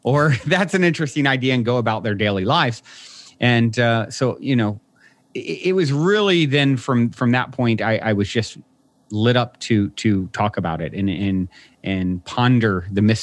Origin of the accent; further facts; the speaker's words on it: Virginia, United States; I was raised in Virginia on the East Coast